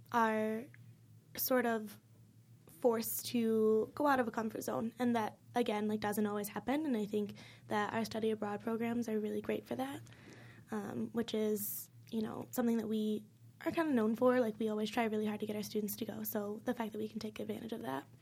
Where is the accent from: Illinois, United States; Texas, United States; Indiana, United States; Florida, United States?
Illinois, United States; moved away as an adult; I live six hours from here, like, I'm from Illinois